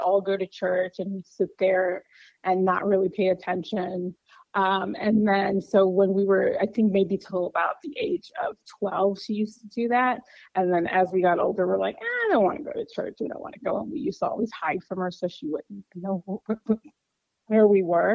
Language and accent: English; Chicago, Illinois, United States; I grew up in Chicago, left a couple times for work, but now I'm back